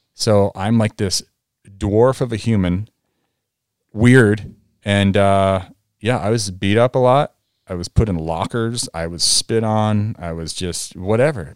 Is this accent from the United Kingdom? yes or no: no; New England, United States; moved away; also born or lived in Vail; me growing up in New England